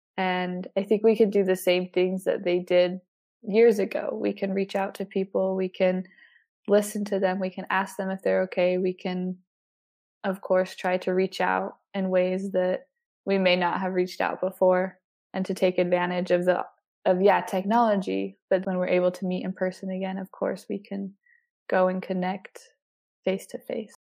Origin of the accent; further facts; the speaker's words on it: Salt Lake City, Utah, United States; also born or lived in southern Germany / Salzburg, Austria; I grew up in Salt Lake City, Utah, the little break off from downtown. It's called Mill Creek, Utah